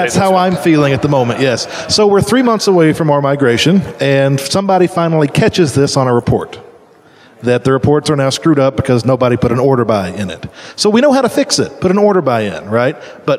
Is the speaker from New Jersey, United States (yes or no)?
no; Louisville, Kentucky, United States; from Louisville, Kentucky.